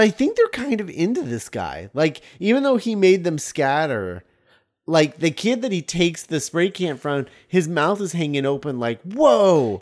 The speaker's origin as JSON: {"language": "English", "country": "United States", "said": "As an American"}